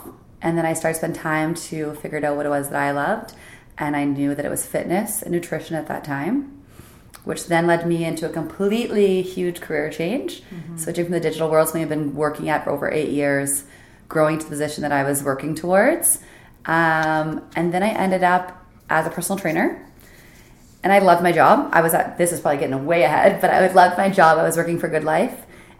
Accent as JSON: {"language": "English", "region": "Nova Scotia", "country": "Canada", "tie": "born or raised there", "also_born_or_lived": "New Brunswick", "said": "Nova Scotia / New Brunswick."}